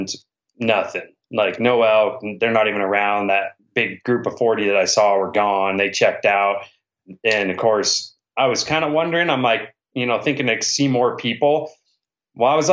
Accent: Washington, United States; I'm from Washington

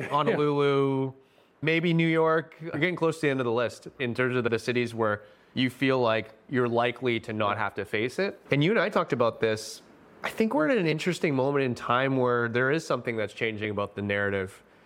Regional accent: Delta, British Columbia, Canada; I grew up in North Delta in a, just a more white neighborhood

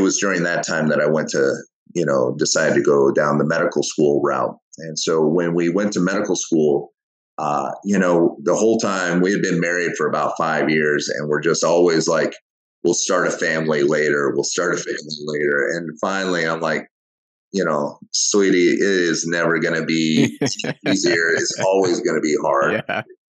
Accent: Wyoming, United States; growing up in Wyoming, my dad was a construction worker

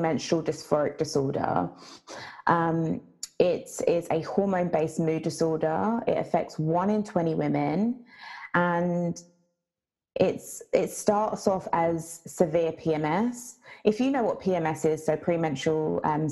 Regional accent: Jamaica; I'm Jamaican

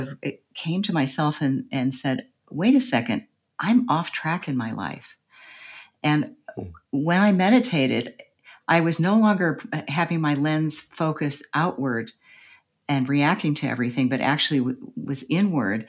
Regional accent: United States; as an American

